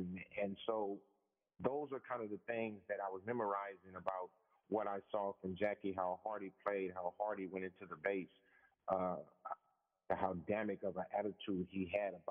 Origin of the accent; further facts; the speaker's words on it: Los Angeles, California, United States; I was born in Los Angeles, so my family migrated from Mississippi.